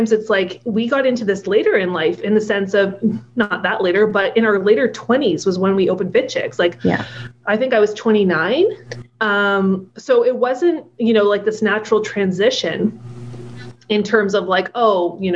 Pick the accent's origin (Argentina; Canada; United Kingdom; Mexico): Canada; Ottawa, Ontario; moved away as an adult; also born or lived in Alberta; now in Toronto, Canada; where we grew up in Ottawa